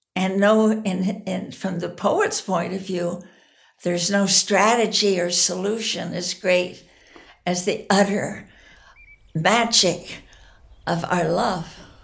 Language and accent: English; United States; as an American here in this country